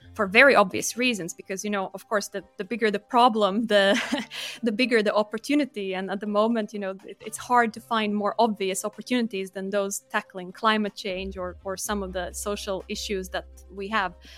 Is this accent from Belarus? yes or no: no; Latvia; moved away as an adult; also born or lived in United Kingdom; I'm born and raised in Latvia, but was lucky enough to get a scholarship and study in the U K, so started my career there